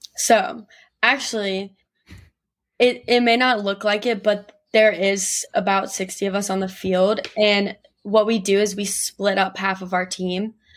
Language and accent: English; Gastonia, North Carolina, United States; I'm from Gastonia, North Carolina, which is, like, kind of a small town, like, thirty-ish minutes right outside of Charlotte.